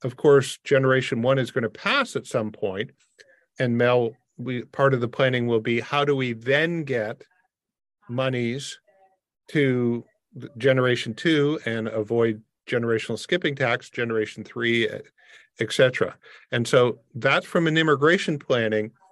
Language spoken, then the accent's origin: English; Windsor, Ontario, Canada; moved away; I grew up in Windsor across from Detroit